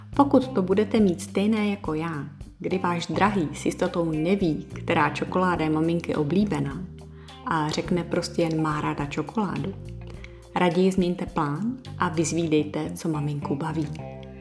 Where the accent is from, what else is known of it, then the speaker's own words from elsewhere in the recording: Bohemia, Czechia; u nás v Čechách